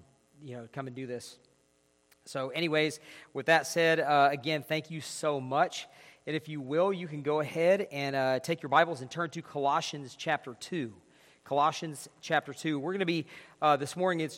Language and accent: English; northeast Georgia, United States; moved away as an adult; now in Clovis, United States; So we're here from Georgia, northeast Georgia